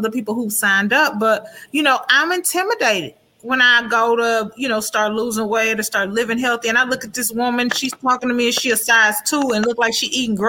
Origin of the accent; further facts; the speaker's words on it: Houston, Texas, United States; moved away as an adult; now in Minnesota, United States; born in Houston, so was I, but I've only been here 16 years